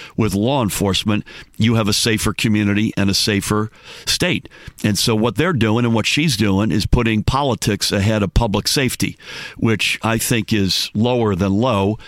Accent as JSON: {"language": "English", "town": "Needham", "region": "Massachusetts", "country": "United States", "tie": "born or raised there", "also_born_or_lived": "Newton", "moved": "yes", "lives_now": "New Jersey, United States", "said": "the way I grew up, which is working poor, uh, just outside of Boston."}